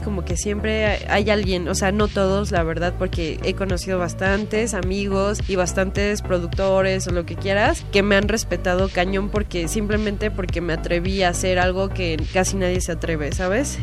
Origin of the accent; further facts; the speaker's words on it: Mexico; now in Mexico City, Mexico; yo soy una provinciana que vino a cumplir sus sueños a la Ciudad de México